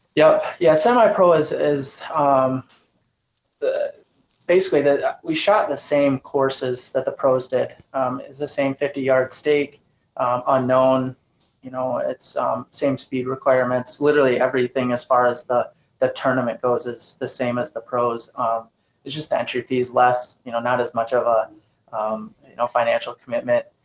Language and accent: English; Sparta, Michigan, United States; moved away as an adult; also born or lived in North Dakota; now in Eastern Michigan, United States; I'm originally from Grand Rapids area, just north of Grand Rapids, um, up in Sparta, Rockford area